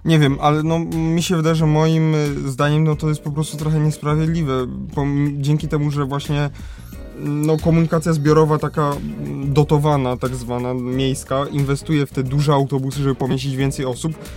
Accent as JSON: {"language": "Polish", "town": "Kraków", "region": "Lesser Poland", "country": "Poland", "said": "u nas w Krakowie"}